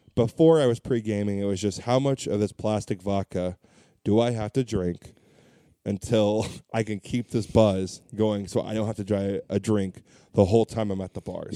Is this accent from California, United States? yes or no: yes; Orange County, California, United States; born and raised in Orange County